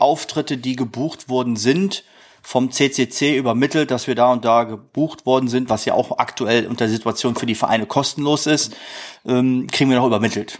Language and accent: German; Krefeld, North Rhine-Westphalia, Germany; die Uerdinger sind leider Gottes, obwohl es mein Heimatdorf ist